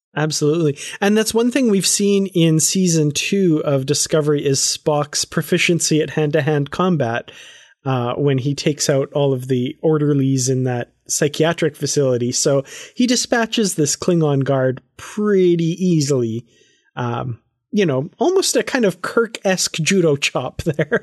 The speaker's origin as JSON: {"language": "English", "country": "Canada", "said": "I'm from Canada"}